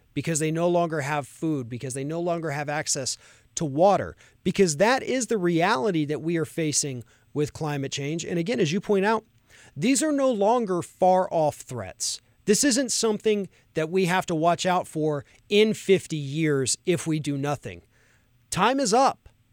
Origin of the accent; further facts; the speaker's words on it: Florida, United States; my home state of Florida